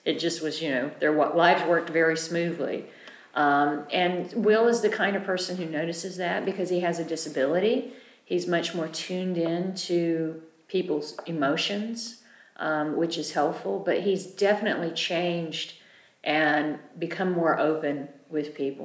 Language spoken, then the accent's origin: English; United States; I'm an American